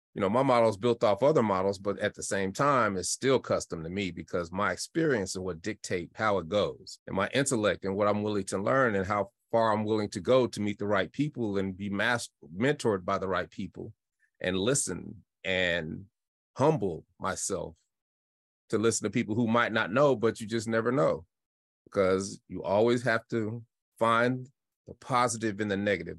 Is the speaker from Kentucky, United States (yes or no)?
no; Denver, Colorado, United States; I'm from Denver, Colorado, and I had an incredible childhood 'cause we just got to play